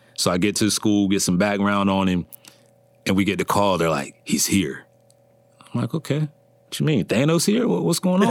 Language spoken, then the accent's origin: English; Berlin, Maryland, United States; originally from, uh, Berlin, Maryland